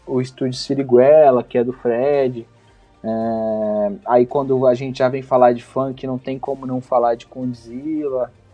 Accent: Guarujá, São Paulo, Brazil; eu, eu sou do Guarujá, litoral de São Paulo.

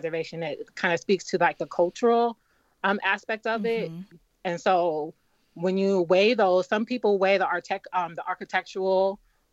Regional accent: Los Angeles, California, United States; moved away as an adult; now in Philadelphia, United States; I'm from Los Angeles, and I actually lived through the Los Angeles riots in the 90s. I was living in South Central Los Angeles at the time. I was very young

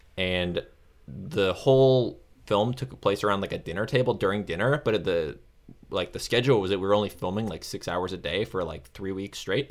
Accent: Florida, United States; moved away; also born or lived in Chicago; I'm from Florida.

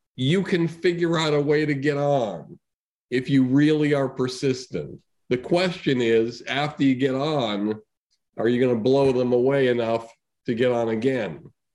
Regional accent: Longmeadow, Massachusetts, United States; I'm from Longmeadow, Massachusetts

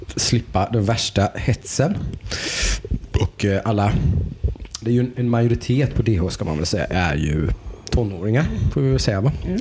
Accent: Jönköping, Jönköping County, Sweden; Vi kommer ju från Jönköping

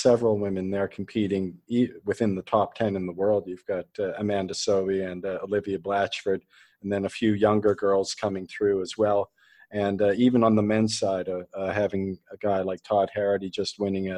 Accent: Canada; I'm Canadian

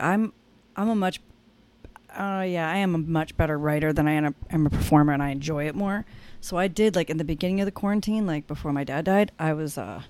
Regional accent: Stowe, Vermont, United States; now in Newport, United States; I'm from a ski town. I'm from Stowe, Vermont. So it's like, you know, very social, very like I live in Newport now. It's kind of like Newport in the mountains.

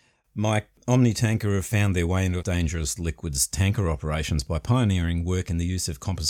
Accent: Queensland, Australia; I'm from Queensland and quite unashamedly.

